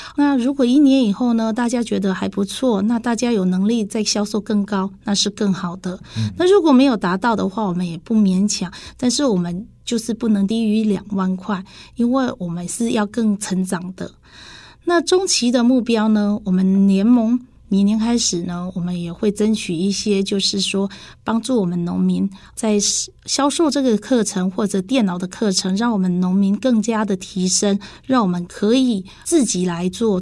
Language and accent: Chinese; Dongshi, Taichung, Taiwan; 我是来自东市的